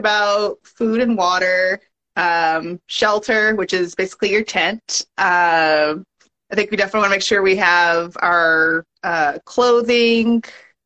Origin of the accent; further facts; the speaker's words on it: Long Beach, California, United States; moved away; also born or lived in Bay Area, California; I had grown up in Long Beach, California